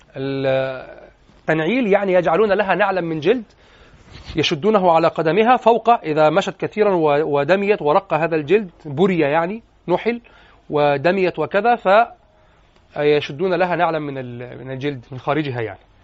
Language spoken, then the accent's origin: Arabic; Egypt; واحنا عندنا في مصر